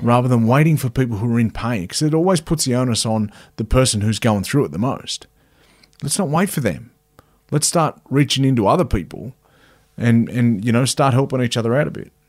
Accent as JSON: {"language": "English", "town": "Cowra", "region": "New South Wales", "country": "Australia", "tie": "born or raised there", "also_born_or_lived": "Wagga Wagga", "said": "I'm a, I'm a Cowra boy. So, um, I grew up in a little place called Cowra"}